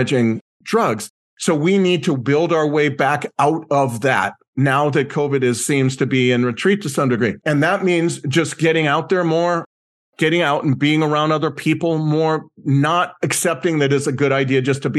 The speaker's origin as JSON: {"language": "English", "region": "Southern California", "country": "United States", "tie": "born or raised there", "said": "growing up in Southern California"}